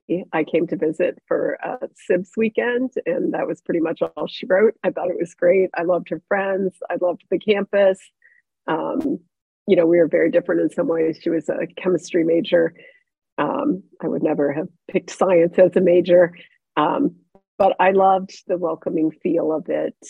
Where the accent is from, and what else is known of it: Cincinnati, Ohio, United States; born or raised there